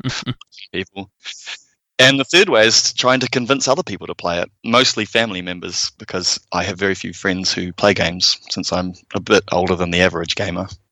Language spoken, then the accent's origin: English; United States; now in New Zealand; I'm American